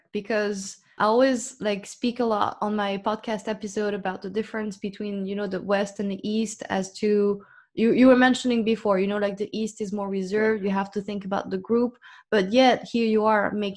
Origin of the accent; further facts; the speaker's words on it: France; moved away as an adult; also born or lived in United States; I was born in France and I was raised in France